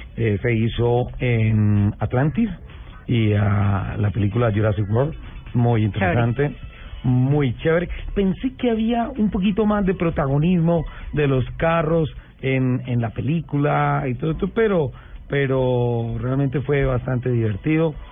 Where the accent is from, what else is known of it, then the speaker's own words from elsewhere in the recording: Colombia; soy colombiano